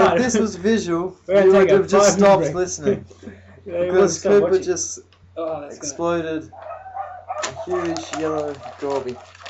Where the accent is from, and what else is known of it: Australia